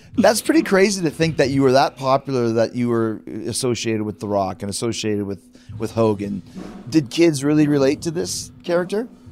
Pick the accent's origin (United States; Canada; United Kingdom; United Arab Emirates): Canada; Winnipeg, Manitoba; my hometown